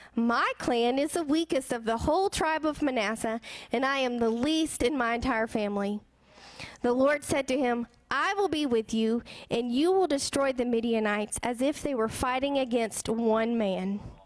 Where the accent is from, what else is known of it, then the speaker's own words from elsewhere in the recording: the South, United States; I grew up here in the South